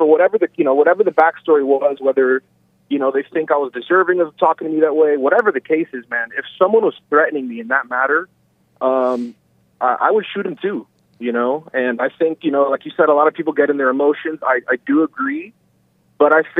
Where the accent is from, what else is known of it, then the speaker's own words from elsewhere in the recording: Florida, United States; I'm from Florida